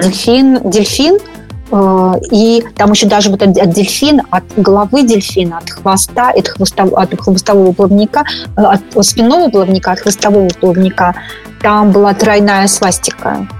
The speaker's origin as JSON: {"language": "Russian", "region": "Moscow", "country": "Russia", "moved": "as an adult", "lives_now": "Northern California, United States", "said": "Я абсолютно московская девочка."}